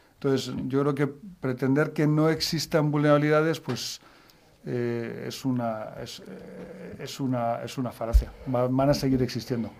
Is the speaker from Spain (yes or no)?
yes; Madrid, Community of Madrid, Spain; yo soy de Madrid